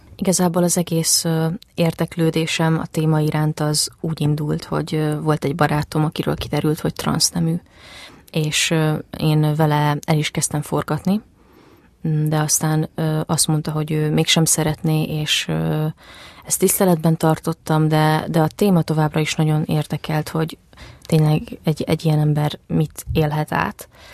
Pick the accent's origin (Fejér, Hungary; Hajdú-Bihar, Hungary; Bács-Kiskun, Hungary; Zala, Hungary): Zala, Hungary; Zalaegerszeg; moved away as an adult; also born or lived in Szabolcs County; now in Budapest, Hungary; az Alágerszegen nőttem föl